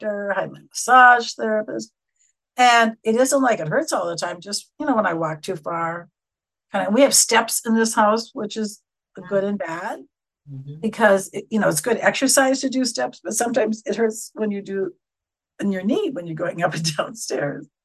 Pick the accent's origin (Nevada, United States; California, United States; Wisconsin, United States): Wisconsin, United States; accent: very nasal; moved away as an adult; When I came out here in 95 and I'd start talking, they say, where are you from? I'd say, Wisconsin